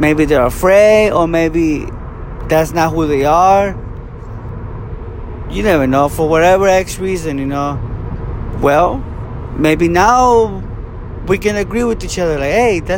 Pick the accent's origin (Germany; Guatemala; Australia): Guatemala; now in California, United States; I'm born and raised in Guatemala. Came here to the U.S. the late 90s